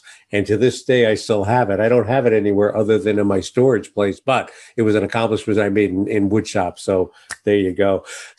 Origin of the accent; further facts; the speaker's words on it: New York City, New York, United States; accent: Brooklyn; I was born and raised in New York City, and I think I've lost my Brooklyn accent.